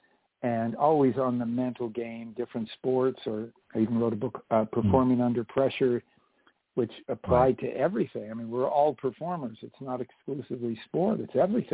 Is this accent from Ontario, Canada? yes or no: no; Montreal, Quebec, Canada; moved away; also born or lived in British Columbia / California; I was born in Montreal.